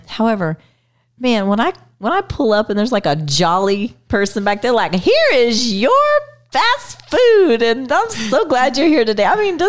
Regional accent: Texas, United States; And I'm from Texas. Shout out to Texas, Jeremy.

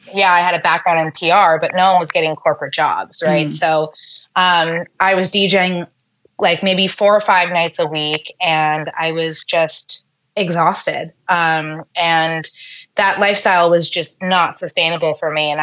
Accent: New York, United States; I'm born and raised in New York

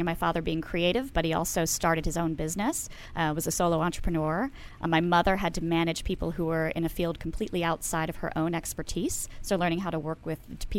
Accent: Baltimore, Maryland, United States

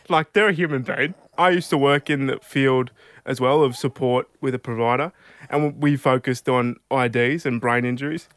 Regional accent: Albury, New South Wales, Australia; also born or lived in Mildura, Victoria; we'd moved to Albury, where I've grown up my, pretty much my whole life

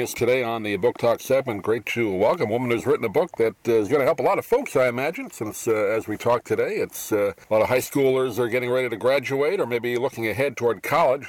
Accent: New York, United States; moved away; I grew up in New York

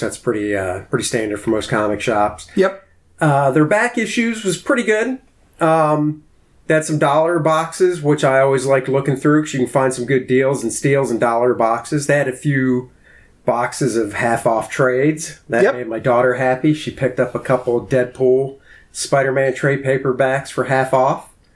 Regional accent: D.C., Maryland, United States; I grew up outside of Washington, D.C. in Maryland

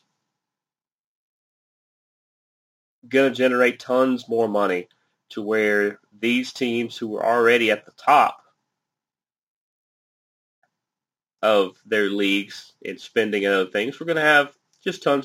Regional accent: United States

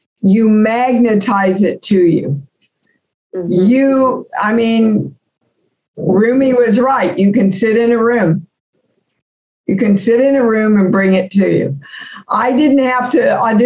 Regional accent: Kansas, United States; moved away as an adult; I'm an unknown from Kansas.

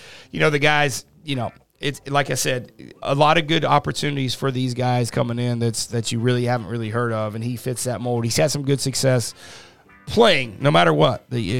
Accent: Midwest, United States; I'm from the Midwest

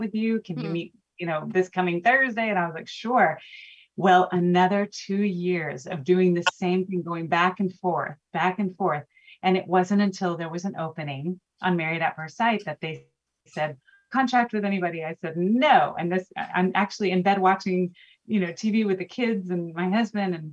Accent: Houston, Texas, United States; I'm from Houston, born and raised, and I live here

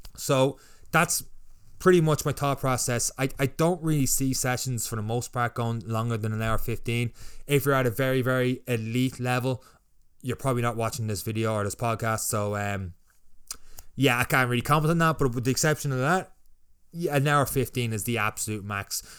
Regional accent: Ireland; I would be the Irish version

